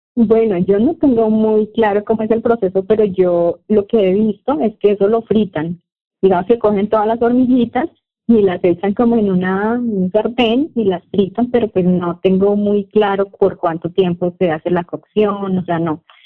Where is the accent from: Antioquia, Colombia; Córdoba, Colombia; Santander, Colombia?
Santander, Colombia; Bucaramanga; also born or lived in Piedecuesta, Colombia; yo soy de Colombia, nací en una ciudad que se llama Bucaramanga y vivo en una ciudad más pequeña que queda cerca de Bucaramanga y se llama Pie de Cuesta